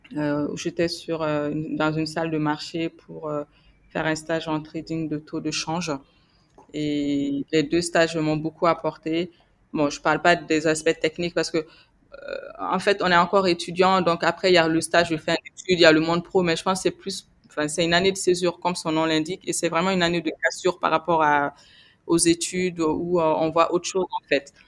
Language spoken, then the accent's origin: French; Gao Region, Mali; je suis malienne et je, suis née euh, au Mali et j'y ai grandi. Je suis originaire du nord du Mali, donc la, la, région de Gao, où je suis née d'ailleurs.